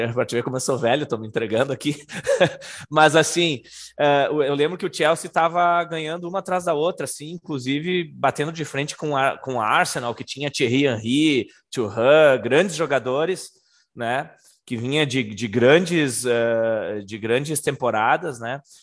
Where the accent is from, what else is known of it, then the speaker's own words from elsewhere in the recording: Brazil; moved away; also born or lived in London, United Kingdom; a gente é do Brasil, a gente veio do Brasil para assistir um jogo aqui na Inglaterra